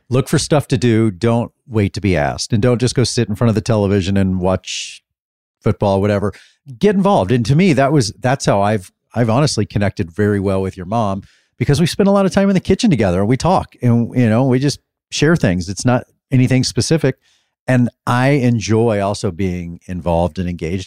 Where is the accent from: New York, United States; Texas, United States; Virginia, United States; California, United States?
Texas, United States; Dallas; I'm from Dallas